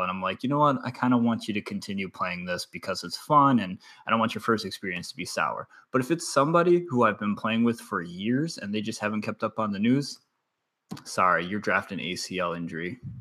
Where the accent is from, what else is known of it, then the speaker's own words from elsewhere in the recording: Wisconsin, United States; I'm from Wisconsin